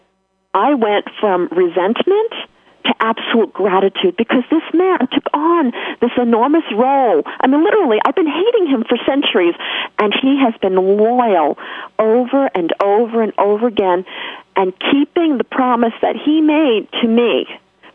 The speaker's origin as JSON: {"language": "English", "region": "New York", "country": "United States", "accent": "New York", "said": "my New York accent"}